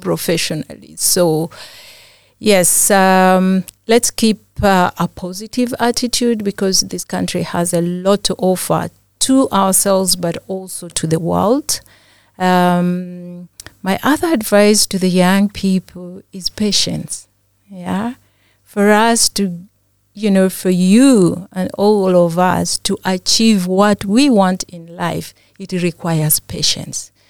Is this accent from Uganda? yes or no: yes; Uganda; I'm from Uganda